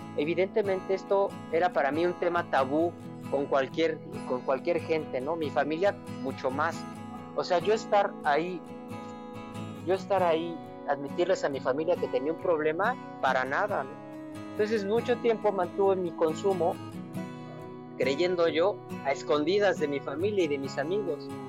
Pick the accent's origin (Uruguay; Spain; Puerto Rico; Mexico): Mexico; Mexico City; yo soy de la Ciudad de México y me acuerdo que, viva, que mis papás vivían en una colonia que se llama Nahua